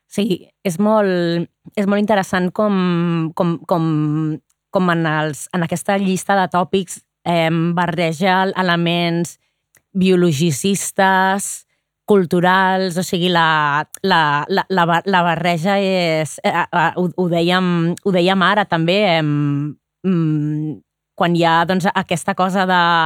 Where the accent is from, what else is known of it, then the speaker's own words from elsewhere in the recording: Barcelona, Catalonia, Spain; com a barcelonina